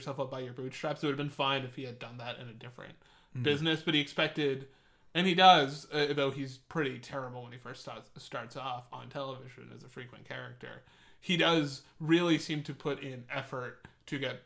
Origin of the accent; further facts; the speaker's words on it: England, United Kingdom; I'm English